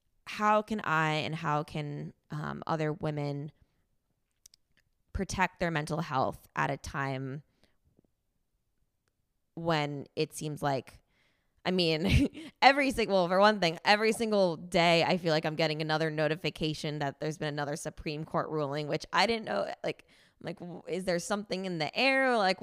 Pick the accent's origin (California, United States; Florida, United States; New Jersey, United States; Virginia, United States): New Jersey, United States; moved away as an adult; also born or lived in New York; now in Texas, United States; I grew up in New Jersey, lived in New York, and moved to Texas in 2020